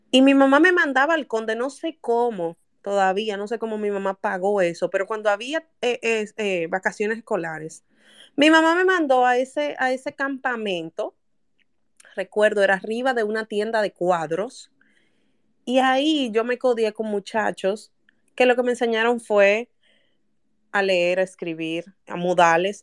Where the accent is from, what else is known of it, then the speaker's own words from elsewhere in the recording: Santo Domingo, Distrito Nacional, Dominican Republic; Yo nací en La Ciénaga. En el barrio La Ciénaga yo nací.